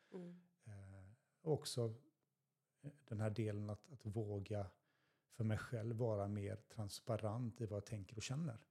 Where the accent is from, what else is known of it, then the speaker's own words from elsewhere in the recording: Stenungsund, Västra Götaland, Sweden; moved away as an adult; now in Västervik, Sweden; jag är uppväxt i Stenungsund